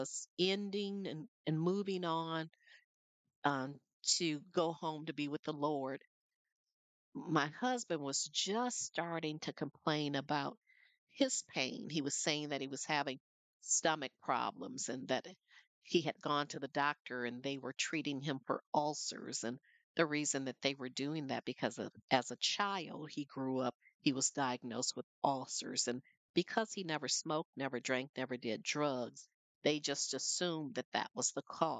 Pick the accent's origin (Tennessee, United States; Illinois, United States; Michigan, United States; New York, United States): Michigan, United States; Flint; When I was growing up in Flint, Michigan